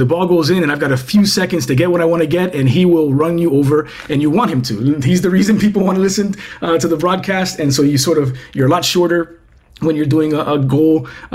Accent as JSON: {"language": "English", "country": "Cuba", "tie": "born or raised there", "said": "I was born in Cuba"}